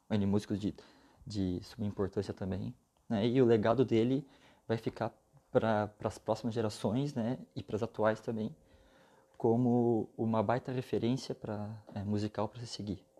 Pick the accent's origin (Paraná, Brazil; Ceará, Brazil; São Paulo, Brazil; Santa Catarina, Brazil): Santa Catarina, Brazil; Joinville; sou aqui de Joinville, Santa Catarina.